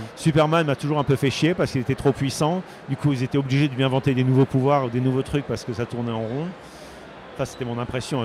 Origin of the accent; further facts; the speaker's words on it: Bordeaux, Nouvelle-Aquitaine, France; moved away; je suis français les gens, et je suis de Bordeaux